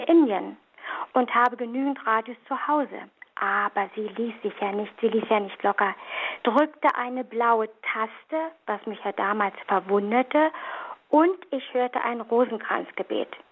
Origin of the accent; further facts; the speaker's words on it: Berlin, Germany; moved away; Ich komme aus der Diaspora, aus Berlin, vielleicht hört man das noch ein bisschen, hatte eine sehr, sehr fromme Mutter